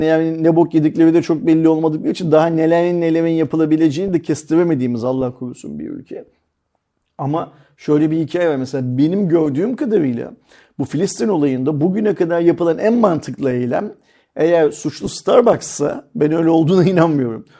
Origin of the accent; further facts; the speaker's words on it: Turkey; Bu ülkede doğdum, bu ülkenin şartlarıyla okuduk